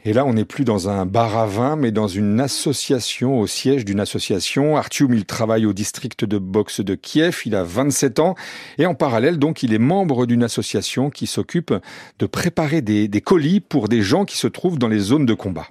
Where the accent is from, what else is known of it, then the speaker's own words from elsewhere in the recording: France; on est français